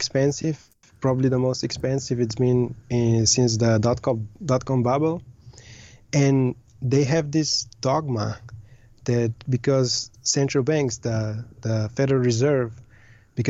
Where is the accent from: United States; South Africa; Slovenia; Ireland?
Slovenia; moved away as an adult; also born or lived in Austria / Southeast Asia; I was born and raised in Slovenia